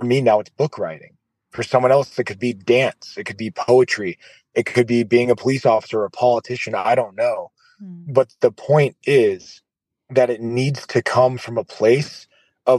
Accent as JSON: {"language": "English", "country": "United States", "tie": "born or raised there", "said": "my parents are from Iraq and then I grew up in America. So I'm an American"}